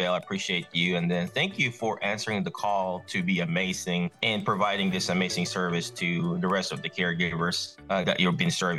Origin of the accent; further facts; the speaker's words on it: Philippines; English is a second language; moved away; I grew up in the Philippines. My dad's Chinese. My mom is Filipino.